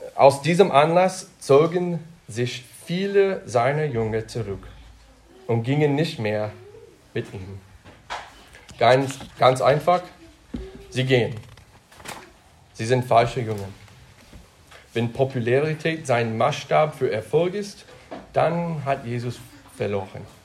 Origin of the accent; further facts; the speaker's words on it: United States; now in Germany; ich komme aus Deutschland, oh, den USA und jetzt Deutschland